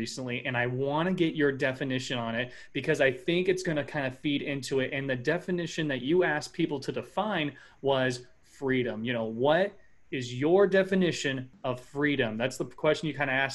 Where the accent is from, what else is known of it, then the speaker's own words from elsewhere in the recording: Midwest, United States; born and raised in the Midwest